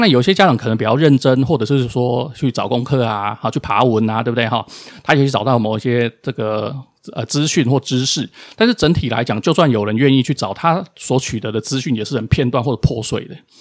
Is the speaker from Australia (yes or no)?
no; Taiwan; 我们出生在这块土地上